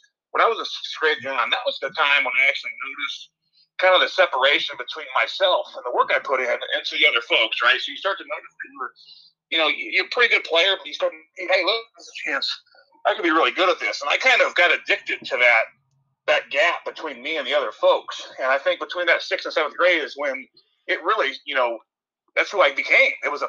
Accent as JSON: {"language": "English", "town": "Middle Point", "region": "Ohio", "country": "United States", "tie": "born or raised there", "said": "growing up in Northwest Ohio and a small place called Middle Point in between Delphus and Van Wert."}